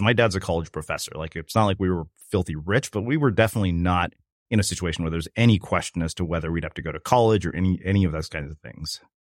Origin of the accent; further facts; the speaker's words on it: South India, India; we're from South India, uh, we speak Telugu